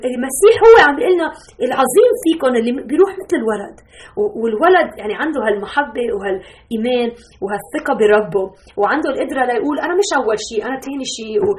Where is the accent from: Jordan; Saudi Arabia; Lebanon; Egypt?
Lebanon; now in Chicago, United States; نحن من لبنان اصولنا بس عايشه هلا بشيكاغو